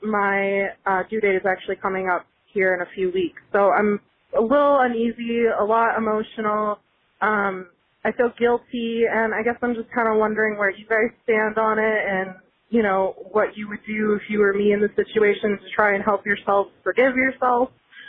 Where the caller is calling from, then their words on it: Minnesota, United States; but I'm from Minnesota, and I love your show.